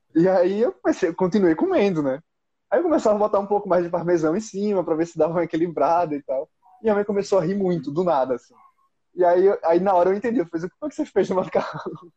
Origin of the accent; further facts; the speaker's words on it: Maceió, Alagoas, Brazil; now in São Paulo, Brazil; eu sou de Maceió. Lá fala biscoito. Mas agora eu tô morando aqui em São Paulo e aqui é bolacha